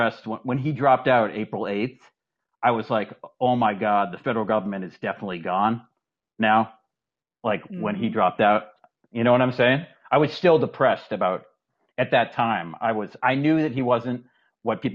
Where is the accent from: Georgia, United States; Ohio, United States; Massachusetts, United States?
Massachusetts, United States; my brother moved from Massachusetts where I grew up to Vermont